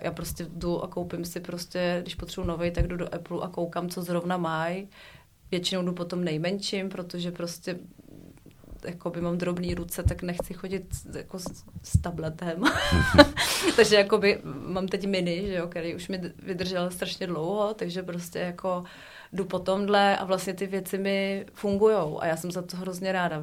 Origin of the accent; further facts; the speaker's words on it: Prague, Czechia; já jsem narozená v Praze a miluju té trojky, ty tramvaje od dětství